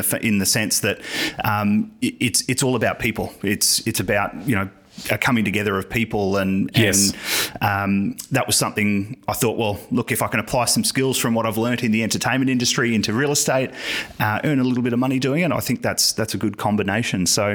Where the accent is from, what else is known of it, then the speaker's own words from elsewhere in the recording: Brisbane, Queensland, Australia; I grew up in Brisbane